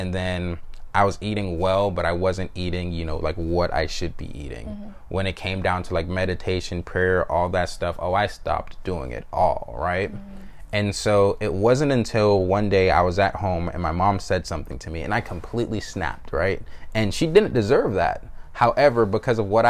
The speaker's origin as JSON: {"language": "English", "town": "Atlanta", "region": "Georgia", "country": "United States", "tie": "born or raised there", "also_born_or_lived": "Jamaica", "moved": "as an adult", "said": "I grew up in North Atlanta, you know, from the fifth grade all the way until I went to college"}